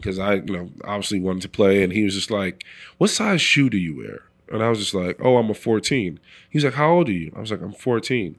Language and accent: English; New York City, New York, United States; moved away as an adult; I'm from the Bronx, New York, so I'm a city kid